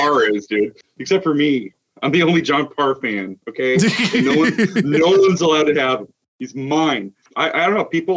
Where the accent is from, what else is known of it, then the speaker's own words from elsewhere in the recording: Alaska, United States; I grew up in Alaska